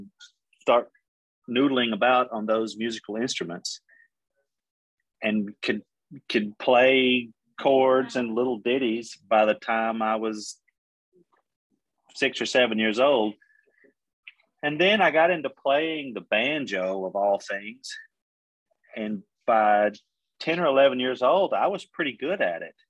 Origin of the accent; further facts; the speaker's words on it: Middle Tennessee, United States; also born or lived in Oklahoma; I grew up in Middle Tennessee, not too far, you know, 30 minutes from Nashville